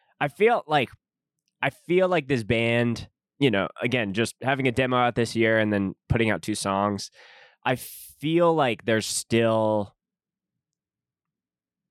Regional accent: Calgary, Alberta, Canada; my hometown of Calgary.

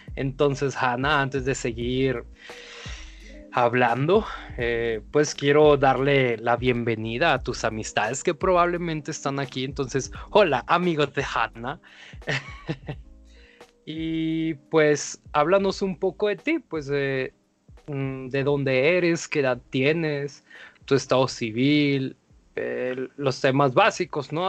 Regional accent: Mazatlán, Sinaloa, Mexico; Como embajador de la cultura mazatleca

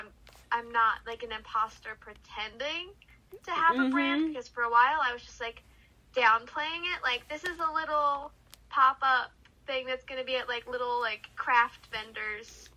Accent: Philadelphia, Pennsylvania, United States; moved away as an adult; now in New York City, United States; I am from Philly

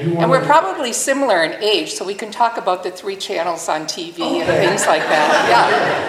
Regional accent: Marinette, Wisconsin, United States; I'm from Marinette, tiny little town, 60 miles northeast

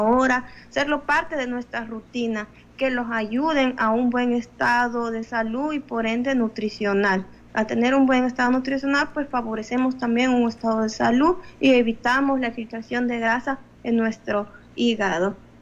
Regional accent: El Salvador; como salvadoreño, nuestra dieta está basada prácticamente en carbohidratos

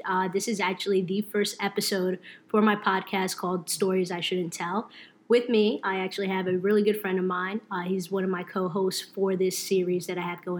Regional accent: New Jersey, United States; also born or lived in Brooklyn; But I pretty much grew up in Jersey kid. At heart, you can say I love the Jersey Shore. So, you know, that really makes me Jersey.

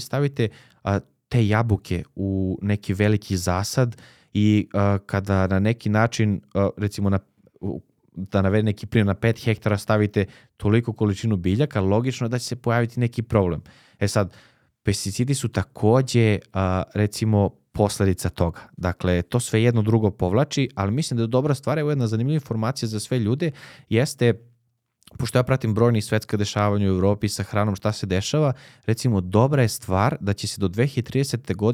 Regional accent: Leskovac, Jablanica District, Serbia; ja sam iz Leskovca

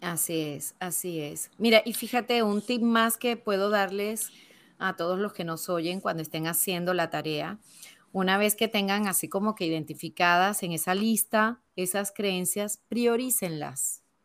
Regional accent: Venezuela; moved away as an adult; also born or lived in Spain; now in Panama; yo nací pues, en Venezuela. Llevo veintipico de años ya fuera del país donde nací

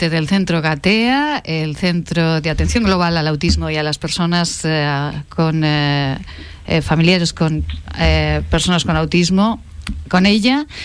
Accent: Zaragoza, Aragon, Spain; somos una ciudad muy amable

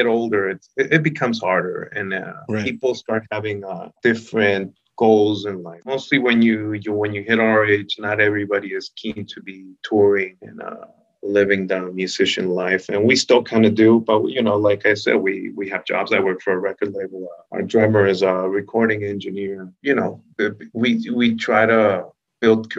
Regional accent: Tijuana, Baja California, Mexico; We're Mexicans. We're from Tijuana

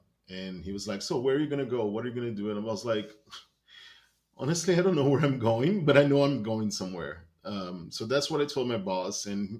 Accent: Brazil; English is a second language; moved away as an adult; also born or lived in China; I am from Brazil. I was born in Brazil, spent most of my life in Brazil

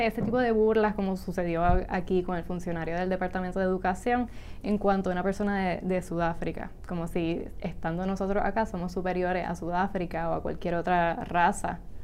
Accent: Puerto Rico; nosotros acá en Puerto Rico

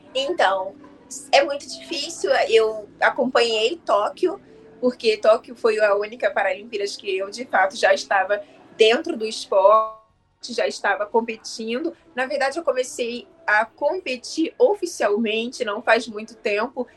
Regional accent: Rio de Janeiro, Brazil; Eu sou do Rio de Janeiro

